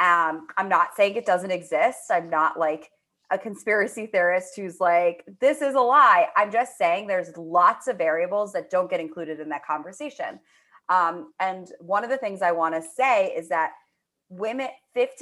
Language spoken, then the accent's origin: English; New York City, New York, United States; growing up in Manhattan